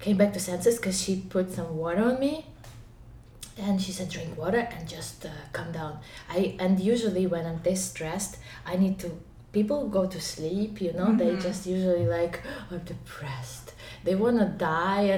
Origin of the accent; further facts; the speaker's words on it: Ukraine; English is a second language; moved away as an adult; now in China; I'm from Ukraine